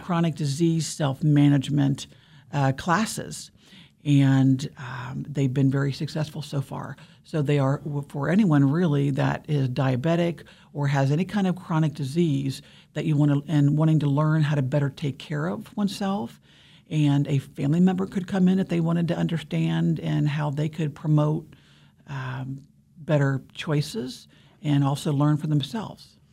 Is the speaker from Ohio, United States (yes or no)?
yes; Ohio, United States; moved away as an adult; also born or lived in Pennsylvania; now in Kansas, United States; I was born in Pennsylvania and grew up in Ohio, but I've been in Kansas since I was twenty-one, so this is my home